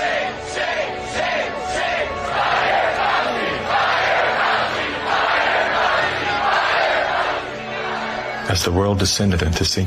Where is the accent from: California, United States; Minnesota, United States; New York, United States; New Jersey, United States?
California, United States; I was raised in California by a single mom who did her best to care for four children on her own